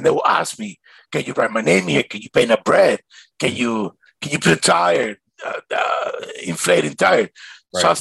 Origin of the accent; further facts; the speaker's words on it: Caracas, Capital District, Venezuela; now in Miami, United States; when I grew up in Venezuela